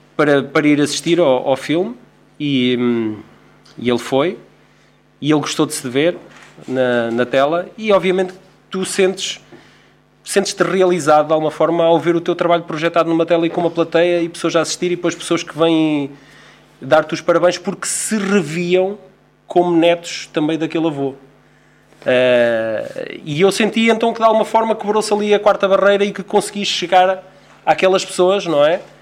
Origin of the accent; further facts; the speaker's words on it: Figueira da Foz, Centro, Portugal; a aldeia de onde, eu, de onde eu sou natural, que é as Marianas